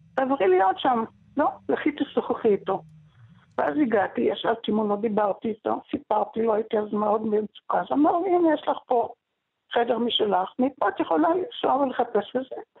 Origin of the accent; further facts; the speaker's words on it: Israel; also born or lived in Damascus, Syria / Tel Aviv, Israel / Ashdod, Israel; גדלתי בקיבוץ, במוסד בכפר יחזקאל ובראש פינה, עם ילדים, דוברי עברית